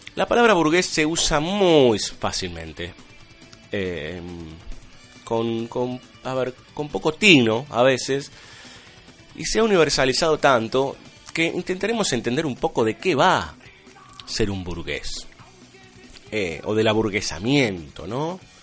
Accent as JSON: {"language": "Spanish", "country": "Argentina", "said": "somos argentinos"}